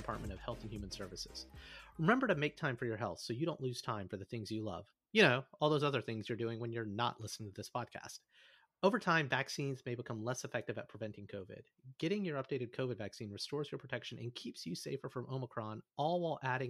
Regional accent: Alabama, United States; I'm from Alabama.

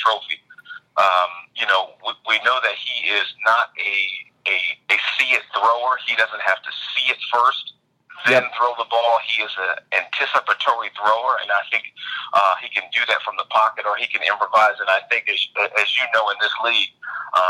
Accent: Cleveland, Ohio, United States; moved away as an adult; I grew up in Cleveland, certainly on the east side

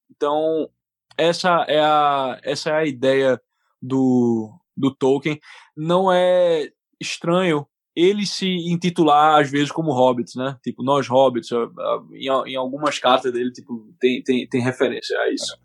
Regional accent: Recife, Pernambuco, Brazil; accent: recifense; moved away as an adult; also born or lived in Boston / Brooklyn, New York; now in United States; Eu sou natural de Recife, Pernambuco, e eu me mudei para cá em 2010.

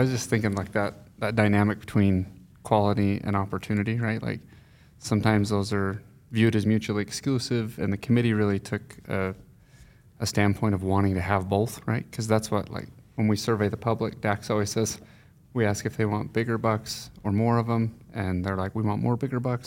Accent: Fillmore, Utah, United States; I grew up in Fillmore

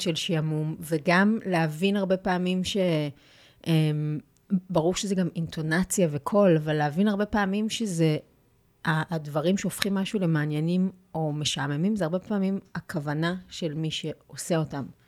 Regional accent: Petah Tikva, Central District, Israel; נולדתי בפתח תקווה, ויש לי, הייתה לי ילדות מאושרת

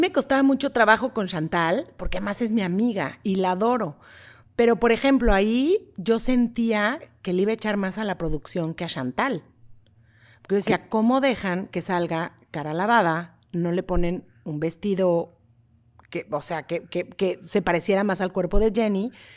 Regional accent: Mexico; moved away as an adult; now in Los Angeles, United States; crecí con …, soy mexicana

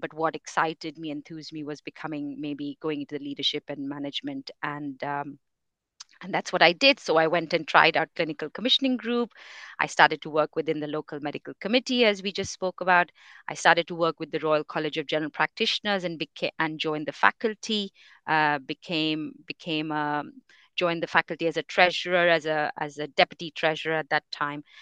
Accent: India; moved away as an adult; now in England, United Kingdom; I come from India. I am, my, my family's all in India

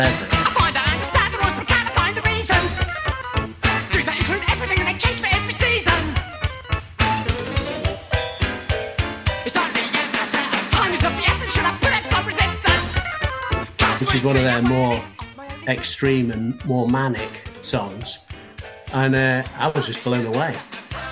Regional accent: Sheffield, Yorkshire and the Humber, United Kingdom; now in Manchester, United Kingdom; I'm actually from Sheffield, but I've been here for 1995 I moved here, so a long time now.

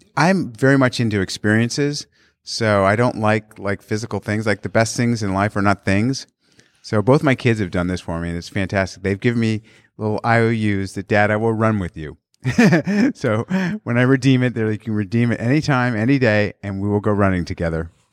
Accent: San Clemente, California, United States; also born or lived in Australia; I grew up in San Clemente

